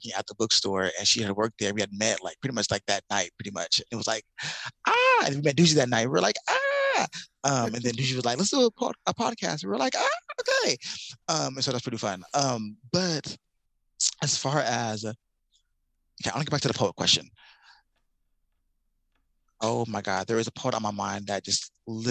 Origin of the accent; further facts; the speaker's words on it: Chicago, Illinois, United States; now in Seattle, United States; I'm from Chicago